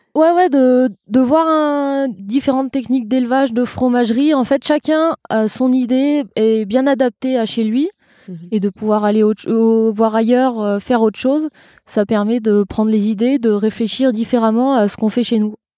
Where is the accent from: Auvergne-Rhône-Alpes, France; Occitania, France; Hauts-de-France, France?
Auvergne-Rhône-Alpes, France; Vercors; also born or lived in Doubs; c'est la ferme de mon père. Je suis née sur le Vercors.